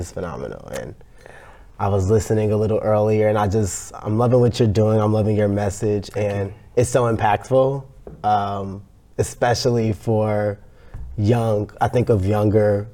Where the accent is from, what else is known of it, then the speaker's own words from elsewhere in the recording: Chicago, Illinois, United States; I grew up in Chicago, South Side, South Suburbs, depending on who you ask